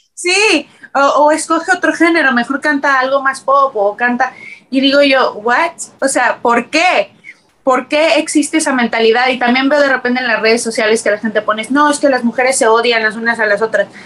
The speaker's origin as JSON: {"language": "Spanish", "region": "Mexico City", "country": "Mexico", "tie": "born or raised there", "moved": "as an adult", "lives_now": "Los Angeles, United States", "said": "Yo nací, y crecí en la Ciudad de México"}